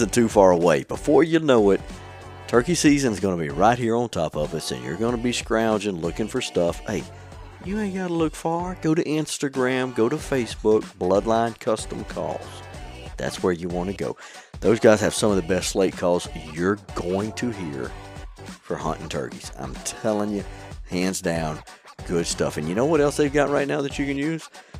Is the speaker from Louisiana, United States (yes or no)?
yes; Bayou de Loutre, Louisiana, United States; I was raised in Bayou de Loutre